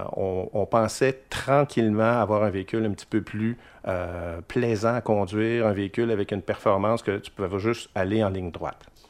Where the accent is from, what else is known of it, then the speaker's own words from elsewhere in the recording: Quebec City, Quebec, Canada; je viens de Limoilou